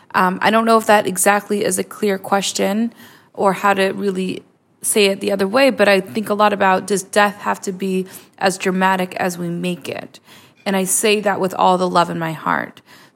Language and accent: English; Israel; Hi, Natalie. … I'm from Israel.